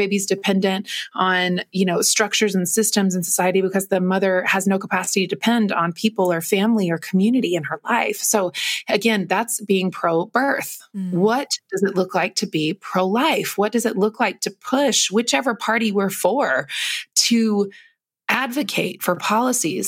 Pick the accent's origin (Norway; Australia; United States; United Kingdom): United States; North Carolina; moved away as an adult; also born or lived in Los Angeles, California; growing up in North Carolina